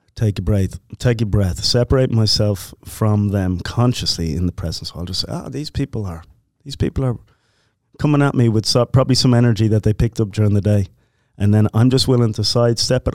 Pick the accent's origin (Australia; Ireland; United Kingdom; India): Ireland; now in United States; Irish Catholic, growing up